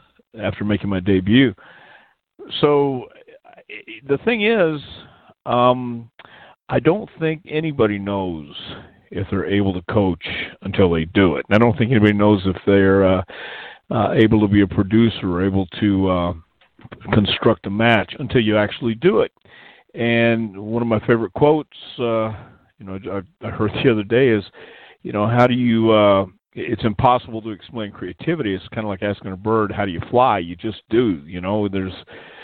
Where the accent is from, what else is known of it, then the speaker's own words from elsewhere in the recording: El Paso, Texas, United States; also born or lived in Houston, Texas; But I grew up in El Paso, Texas